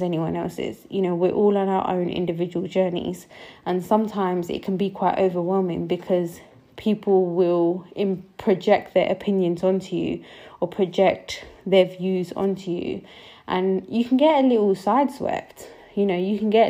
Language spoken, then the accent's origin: English; United Kingdom; also born or lived in Punjab; I'm a British Sikh, I'm Punjabi too